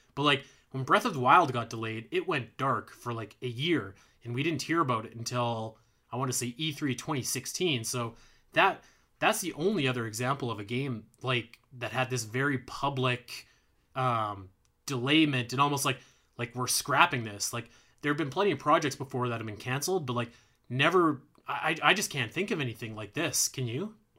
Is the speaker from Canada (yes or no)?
yes; Alberta, Canada; I'm, I'm from Alberta